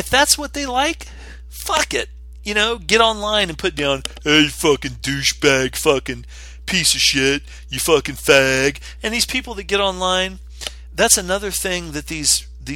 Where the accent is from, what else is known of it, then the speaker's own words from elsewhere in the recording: West Virginia, United States; I grew up in West Virginia